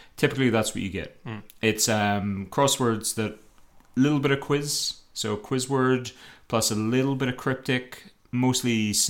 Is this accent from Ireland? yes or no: yes; Ireland; I'm Irish.